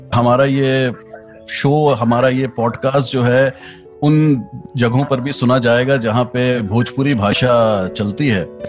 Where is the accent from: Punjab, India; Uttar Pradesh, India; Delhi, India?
Uttar Pradesh, India; Allahabad; मैं इलाहाबाद से हूँ